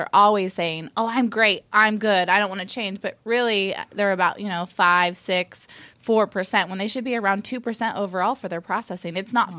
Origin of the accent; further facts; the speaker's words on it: Eugene, Oregon, United States; I'm actually from Eugene, Oregon, so go Ducks.